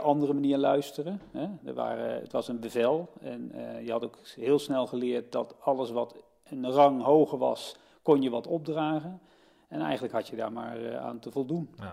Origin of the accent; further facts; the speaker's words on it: Utrecht, Netherlands; also born or lived in Nijmegen; Ik ben niet geboren in Utrecht, maar wel op mijn derde. In 65 zijn we hier komen wonen